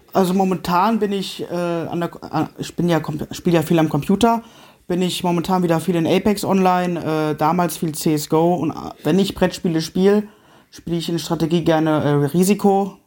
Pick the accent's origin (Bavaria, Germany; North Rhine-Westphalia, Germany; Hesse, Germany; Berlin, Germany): Hesse, Germany; Marburg; ich bin ja gebürtiger Marburger